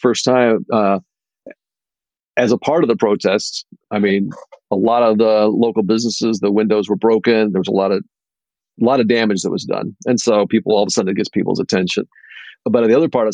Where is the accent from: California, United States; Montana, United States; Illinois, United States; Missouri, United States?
Illinois, United States; University Park; also born or lived in Naperville, Illinois; I actually grew up in the south suburbs of Chicago. And in the south suburbs, when I grew up there, probably the town I grew up in University Park